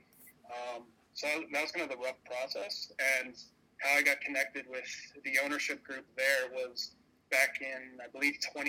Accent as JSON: {"language": "English", "town": "Lancaster", "region": "Pennsylvania", "country": "United States", "tie": "born or raised there", "said": "Growing up in Lancaster, I was only about 45 minutes from Reading ever since I was a little boy"}